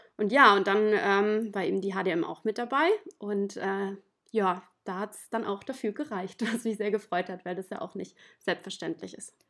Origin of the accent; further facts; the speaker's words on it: Ehingen, Baden-Württemberg, Germany; ich komme ähm, aus der Nähe von Ulm, aus dem schönen Ehingen